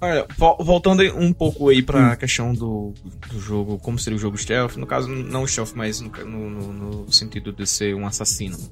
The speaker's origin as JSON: {"language": "Portuguese", "town": "Serra Negra do Norte", "region": "Rio Grande do Norte", "country": "Brazil", "said": "lá da minha cidade, Serra Negra do Norte, no interior do Rio Grande do Norte"}